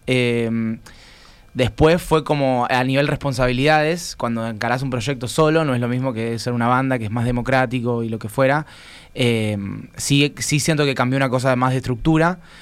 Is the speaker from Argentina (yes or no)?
yes; Argentina